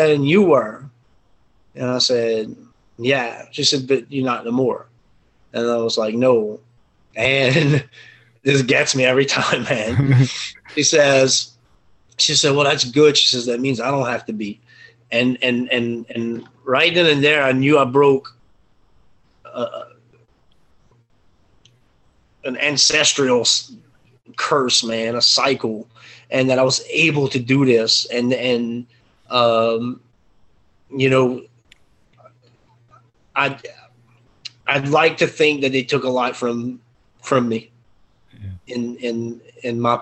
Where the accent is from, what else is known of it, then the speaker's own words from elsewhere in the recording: Cajun, Louisiana, United States; I'm Cajun French, you know, on parler un petit peu français